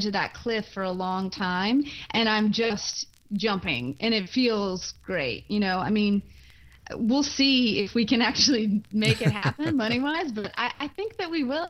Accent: Mississippi, United States; moved away as an adult; now in Brooklyn, United States; I loved Mississippi, and I loved my hometown

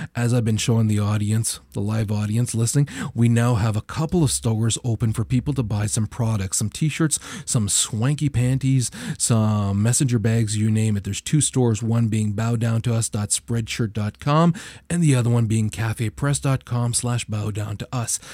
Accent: Canada; as a Canadian

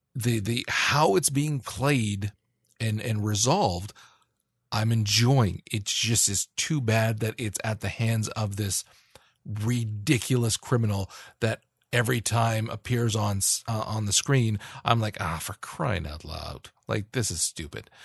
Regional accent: Canada; I'm Canadian

